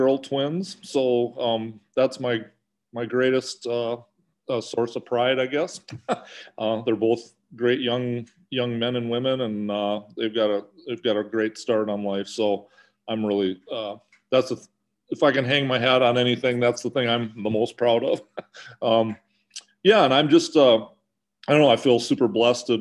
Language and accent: English; Wisconsin, United States; I grew up in Wisconsin.